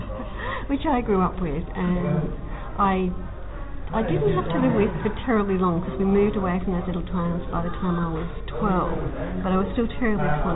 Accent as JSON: {"language": "English", "region": "Queensland", "country": "Australia", "tie": "born or raised there", "also_born_or_lived": "Sydney / Lake Macquarie", "moved": "yes", "said": "the little towns that I grew up in Queensland."}